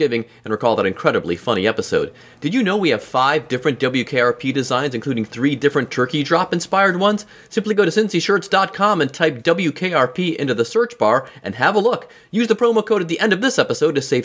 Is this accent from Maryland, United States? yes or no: no; Mentor, Ohio, United States; moved away; I grew up in Mentor in the Northeast